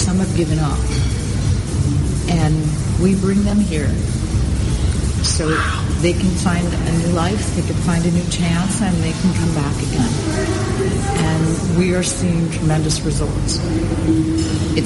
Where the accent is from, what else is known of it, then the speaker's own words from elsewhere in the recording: United States; I'm an American